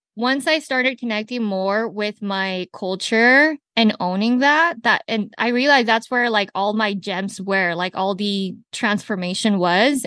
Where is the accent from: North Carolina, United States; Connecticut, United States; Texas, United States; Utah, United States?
Utah, United States; Salt Lake City; first language Spanish; English is a second language; also born or lived in Colombia; I'm Latina who grew up in Salt Lake City, Utah